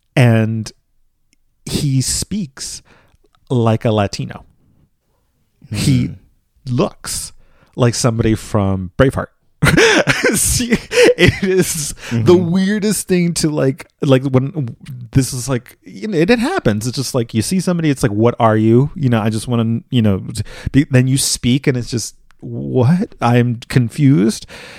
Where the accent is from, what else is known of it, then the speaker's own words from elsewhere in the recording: Philippines; I could just, in some circumstances, say, I'm Filipino.